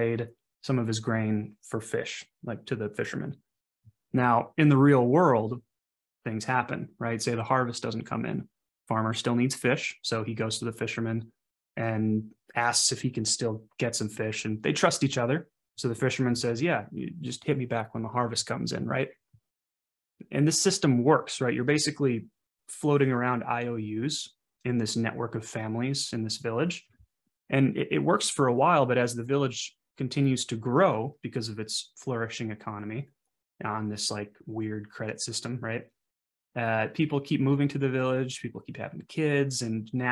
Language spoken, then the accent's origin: English; central Wisconsin, United States; I was born and raised in a small town in sort of central Wisconsin.